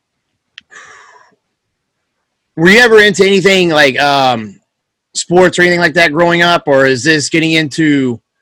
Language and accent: English; the South, United States; growing up in the South and doing a lot of yard work and stuff